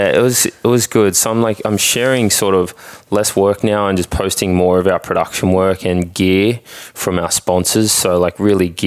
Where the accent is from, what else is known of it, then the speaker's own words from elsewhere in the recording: Australia; moved away as an adult; now in United States; I'm licensed in Australia